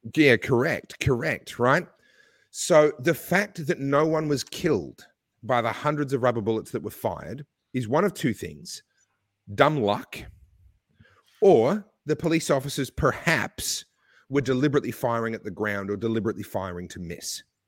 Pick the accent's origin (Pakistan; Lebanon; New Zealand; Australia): Australia; my home country, whose passport I hold and where I've paid taxes all my life